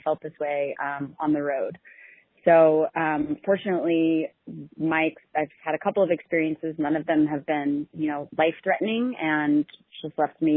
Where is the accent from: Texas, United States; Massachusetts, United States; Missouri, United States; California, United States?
Missouri, United States; Kansas City; moved away; I was born and raised in Kansas City, and my folks and my little sister still live there